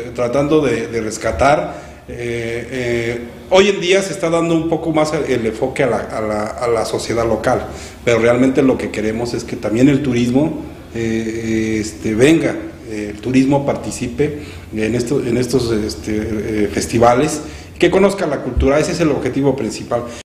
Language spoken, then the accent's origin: Spanish; Ocampo, Michoacán, Mexico; nos representa como mexicanos, como michoacanos y como campenses